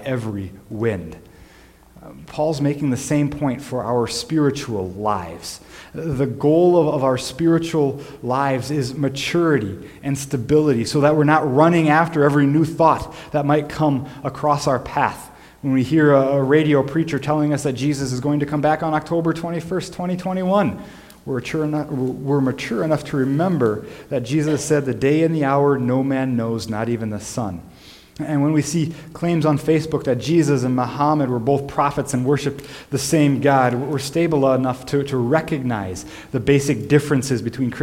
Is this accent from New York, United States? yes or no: no; Minnesota, United States; Growing up in the Midwest